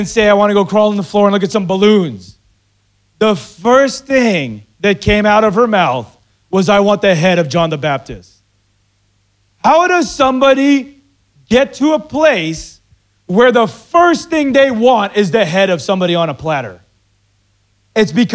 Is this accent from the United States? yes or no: no; Philippines; I'm Filipino